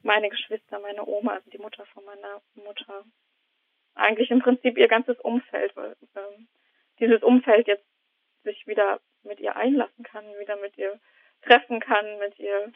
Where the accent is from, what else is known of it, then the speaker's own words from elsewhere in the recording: East Germany, Germany; now in Heidelberg, Germany; ich bin eigentlich Ossi.